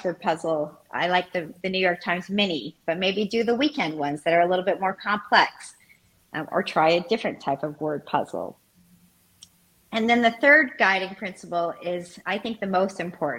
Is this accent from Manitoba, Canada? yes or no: no; Montreal, Quebec, Canada; moved away; I am from Montreal